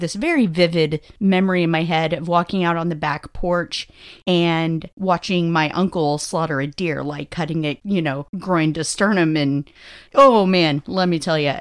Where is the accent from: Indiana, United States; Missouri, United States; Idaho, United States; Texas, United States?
Texas, United States; growing up in Texas, again, I have watched several animals get slaughtered